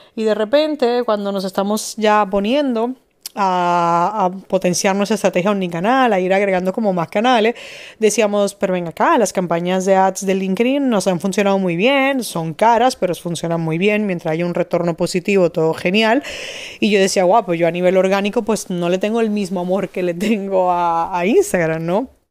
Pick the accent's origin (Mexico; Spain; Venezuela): Spain; Madrid, Community of Madrid; now in Dominican Republic; en Madrid, de donde yo soy